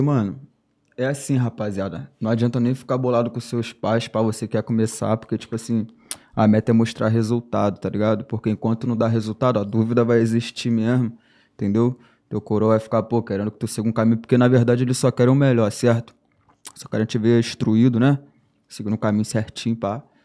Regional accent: São Gonçalo, Rio de Janeiro, Brazil; sou lá de São Gonçalo, tá ligado? Cria, raiz, lá da Valéria

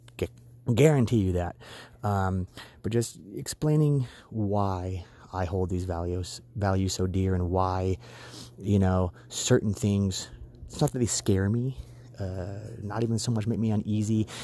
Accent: United States; what my country means to me. I consider myself a patriot. I love this country

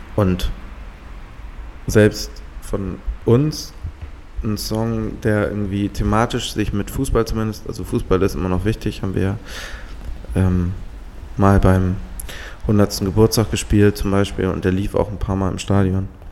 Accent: Halstenbek, Schleswig-Holstein, Germany; bei uns in Halzenberg gab es so einen so Grand oder so einen Sandplatz

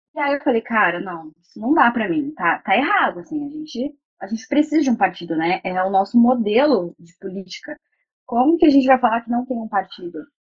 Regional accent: São Paulo, Brazil; eu sou paulista

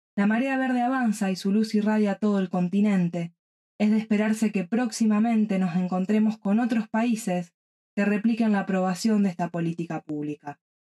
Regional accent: Rosario, Santa Fe, Argentina; de Rosario, Argentina

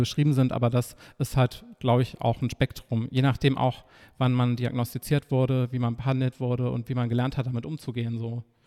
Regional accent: Nordhausen, Thuringia, Germany; moved away as an adult; now in Leipzig, Germany; in meiner Heimat studiert, vier Semester. Was ist die Heimat? Ähm, Thüringen, also Nordhausen

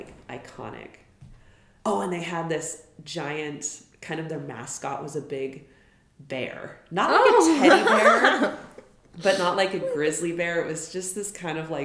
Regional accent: Billings, Montana, United States; I grew up in Billings

